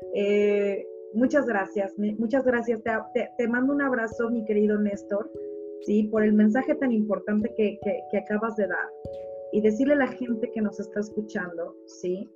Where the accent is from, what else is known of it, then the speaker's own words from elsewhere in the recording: Mexico; los mexicanos